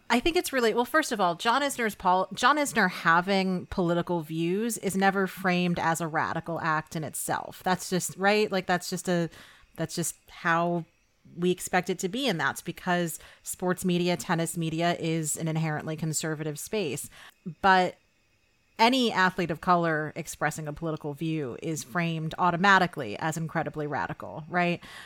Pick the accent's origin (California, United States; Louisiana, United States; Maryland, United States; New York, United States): New York, United States; I'm from New York